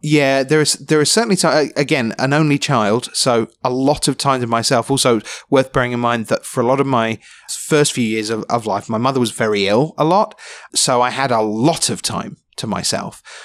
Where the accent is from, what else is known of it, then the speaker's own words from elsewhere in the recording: London, United Kingdom; I was, gr-, grew up in London